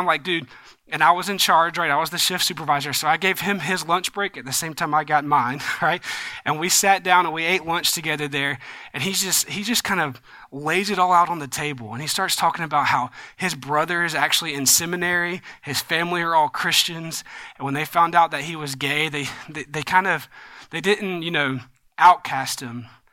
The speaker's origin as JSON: {"language": "English", "region": "the South", "country": "United States", "tie": "born or raised there", "said": "growing up in the South"}